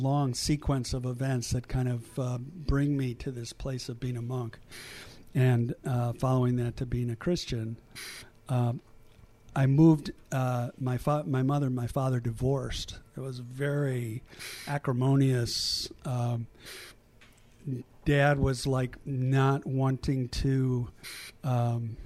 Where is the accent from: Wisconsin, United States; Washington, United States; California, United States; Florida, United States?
Wisconsin, United States; Milwaukee; moved away; also born or lived in Asia; I grew up in Wisconsin, in Milwaukee